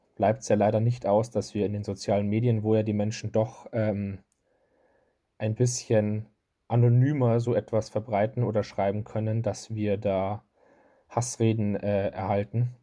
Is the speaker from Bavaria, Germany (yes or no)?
yes; Bavaria, Germany; bei uns in Bayern